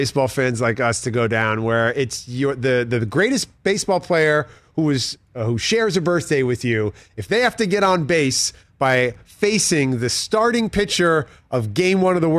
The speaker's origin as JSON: {"language": "English", "town": "New York City", "region": "New York", "country": "United States", "tie": "born or raised there", "said": "growing up in New York City."}